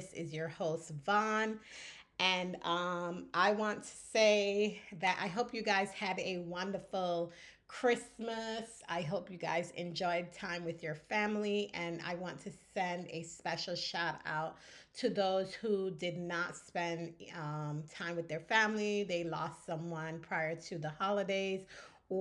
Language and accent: English; Barbados; when I grew up in Barbados, I grew up on the British side of things